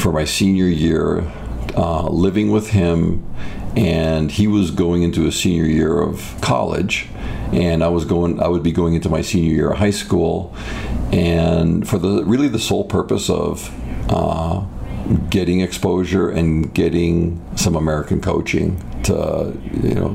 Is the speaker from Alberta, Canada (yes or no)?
no; Toronto, Ontario, Canada; now in United States; my childhood was great. It was just it was in the Greater Toronto area